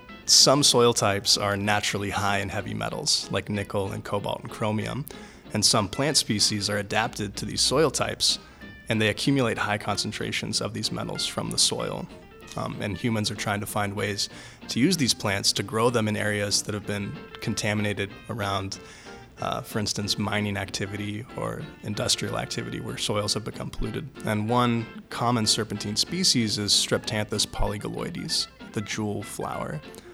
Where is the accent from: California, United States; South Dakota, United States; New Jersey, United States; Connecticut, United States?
California, United States; Northern; moved away as an adult; now in Pittsburgh, United States; I'm originally from Northern California, but for the last 3 years I've been a PhD student at the University of Pittsburgh